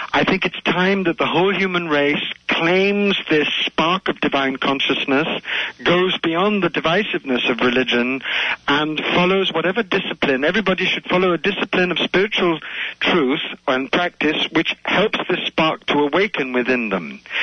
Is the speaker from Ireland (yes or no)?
no; India; I also have a deep, deep connection to India because I was born in India